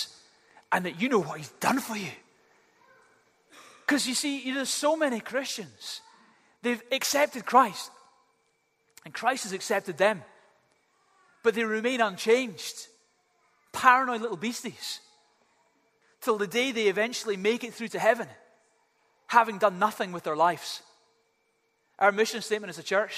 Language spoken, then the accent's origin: English; Glasgow, Scotland, United Kingdom; I had two little cats when I was growing up in Glasgow